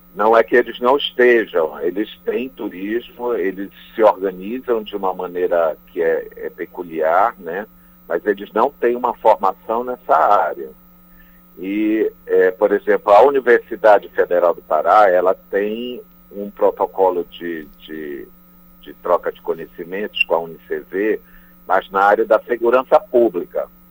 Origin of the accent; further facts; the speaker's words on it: Brazil; enquanto brasileiros